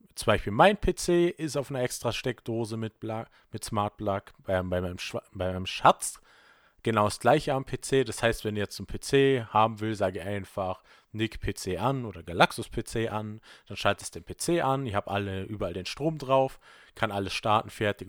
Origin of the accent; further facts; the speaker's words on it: Vorarlberg, Austria; bei uns in Vorarlberg gibt es halt leider kein Subway